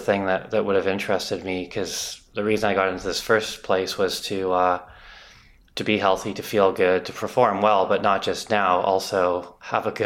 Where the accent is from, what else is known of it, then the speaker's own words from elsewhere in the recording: North Vancouver, British Columbia, Canada; I grew up in North Vancouver, most of it